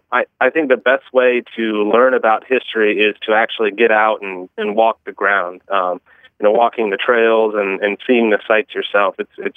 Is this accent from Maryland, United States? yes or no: no; east of Cleveland, Northeast Ohio, United States; I grew up in Northeast Ohio, east of Cleveland